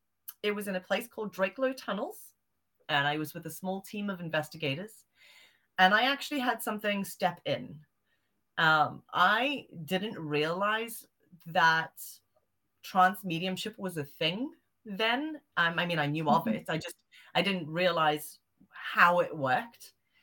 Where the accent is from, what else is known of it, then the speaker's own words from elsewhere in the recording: Zimbabwe; also born or lived in South Africa; Well, because I grew up in Zimbabwe and South Africa, I've still got a lot of family out there. And I grew up with, you know, African cryptids and witch doctors and witches and sangomas and all these weird, wonderful things out there.